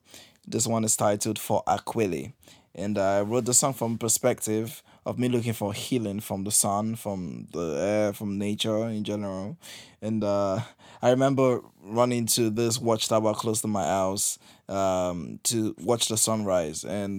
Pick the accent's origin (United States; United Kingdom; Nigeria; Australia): Nigeria; now in Accra, Ghana; I am a Nigerian musician based in Accra, Ghana.